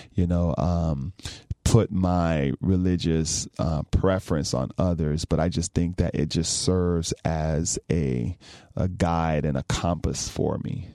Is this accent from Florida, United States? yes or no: yes; Belle Glade, Florida, United States; I was born in South Florida, raised in Palm Beach County